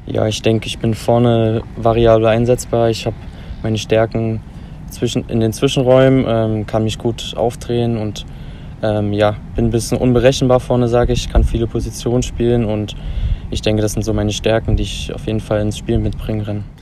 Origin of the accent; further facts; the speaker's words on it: Riesa, Saxony, Germany; Als, als Rieser, gebürtiger Rieser